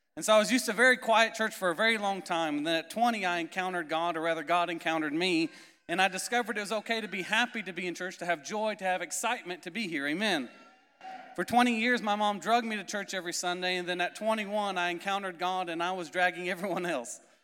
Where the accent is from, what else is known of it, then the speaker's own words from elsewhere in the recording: Indiana, United States; moved away; also born or lived in Florida / Canary Islands; I'm originally from Indiana, if you couldn't tell by my accent, not from Florida originally